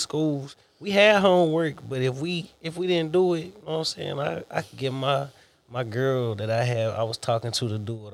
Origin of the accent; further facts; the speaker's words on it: Selma, United States; moved away as an adult; also born or lived in Beaumont, Texas; I grew up in Selma